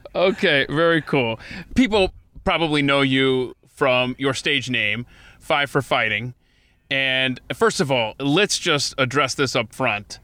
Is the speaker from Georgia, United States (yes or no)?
yes; Atlanta, Georgia, United States; moved away; I grew up in Atlanta